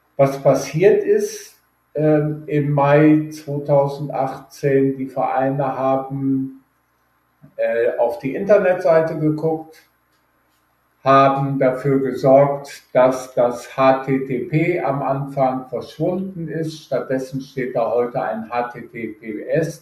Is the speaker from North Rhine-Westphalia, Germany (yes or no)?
yes; Düsseldorf, North Rhine-Westphalia, Germany; moved away as an adult; also born or lived in Aschendorf-Papenburg, Emsland, Lower Saxony / Frankfurt / Cologne / Weilburg an der Lahn; now in Weilburg, Germany; im Emsland genau genommen in aschendorf partenburg geboren aufgewachsen in Düsseldorf und in Neuss